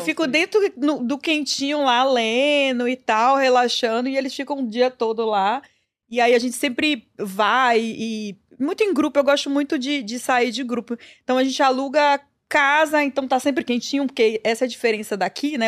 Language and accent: Portuguese; Salvador, Bahia, Brazil; also born or lived in São Paulo; now in New York, United States; Eu nasci na Bahia e tenho muito orgulho disso